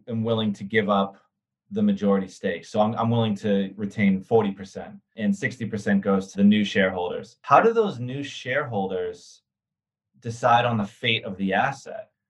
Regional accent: Boston, Massachusetts, United States; So I grew up in Boston, actually, 23 years

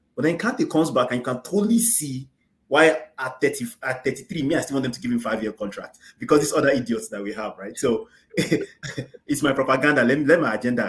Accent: Nigeria; as Nigerians

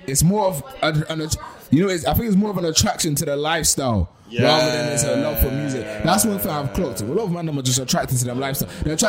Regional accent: Bristol, South West England, United Kingdom; Now I'm from Bristol, bro.

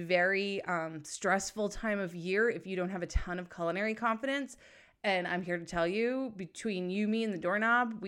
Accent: New England, United States; also born or lived in Southern California; So I grew up in New England and I spent the majority of my time up here

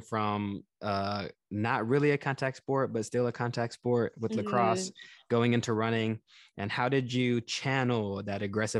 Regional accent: Texas, United States; in my experience growing up in Texas

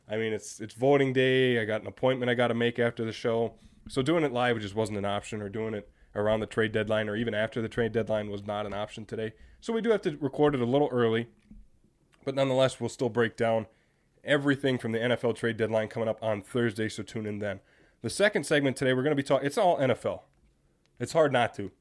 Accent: Green Bay, Wisconsin, United States; I'm from Green Bay

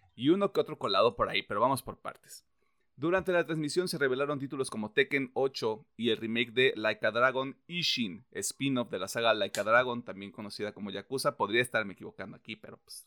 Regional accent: Mexico; soy mexicano

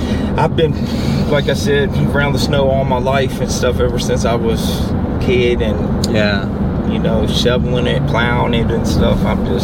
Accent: Virginia, United States; accent: Virginian; also born or lived in Kentucky; now in Florida, United States; I'm from, actually, Virginia.

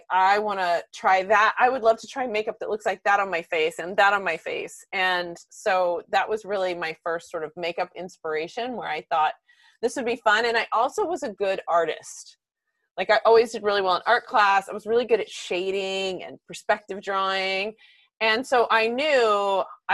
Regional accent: Texas, United States; growing up in Texas

